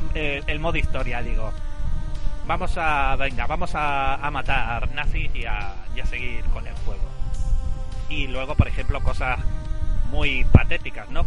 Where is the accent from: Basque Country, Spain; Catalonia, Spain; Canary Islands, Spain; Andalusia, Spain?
Canary Islands, Spain; Gran Canaria; en Gran Canaria, por lo menos por donde yo vivía